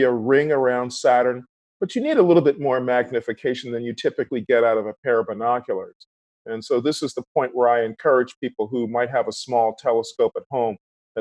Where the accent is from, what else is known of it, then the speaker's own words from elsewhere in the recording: Philadelphia, Pennsylvania, United States; when I was growing up in Philly